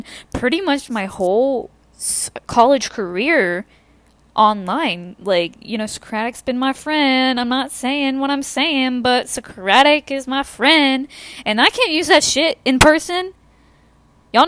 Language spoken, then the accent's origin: English; the South, United States; I'm from the South